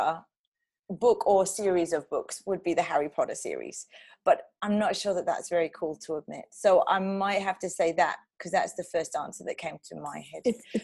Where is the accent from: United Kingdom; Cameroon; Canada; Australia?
United Kingdom; London; moved away as an adult; also born or lived in Dubai / Switzerland; I grew up in London. I moved around the UK quite a bit. And then I went to Dubai for a while, then back to the UK, and then to Switzerland.